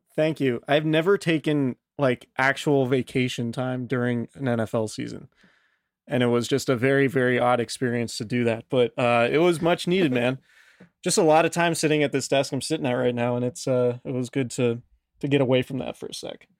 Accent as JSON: {"language": "English", "town": "Santa Rosa", "region": "California", "country": "United States", "said": "I'm from Santa Rosa"}